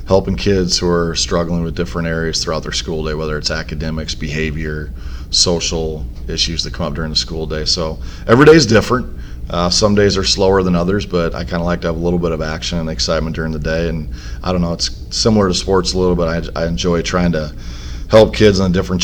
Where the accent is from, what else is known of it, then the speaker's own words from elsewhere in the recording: Cascade, Iowa, United States; also born or lived in Oklahoma; I'm from Cascade, a town actually smaller than Grinnell, by Dubuque, Class 2A school. Graduated there in 1994, Cascade Cougars